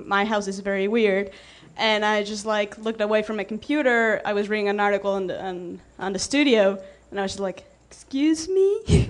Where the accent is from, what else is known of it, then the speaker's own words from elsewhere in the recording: Monterrey, Nuevo León, Mexico; moved away; I'm from Monterrey. It's in the northeast of the country, just south of Texas.